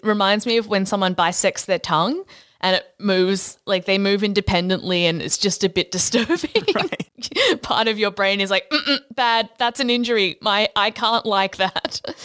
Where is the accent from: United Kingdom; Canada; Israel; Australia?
Australia